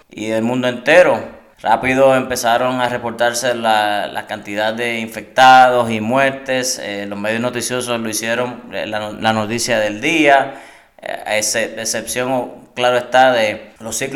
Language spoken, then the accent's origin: Spanish; Trujillo Alto, Puerto Rico; soy natural de Trujillo Alto